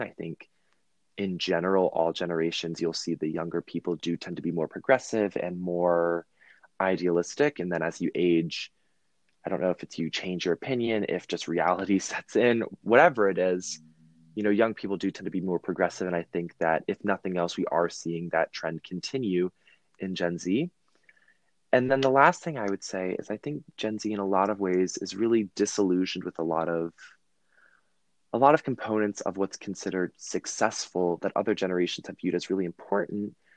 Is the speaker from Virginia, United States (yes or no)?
yes; Virginia, United States; I'm from Virginia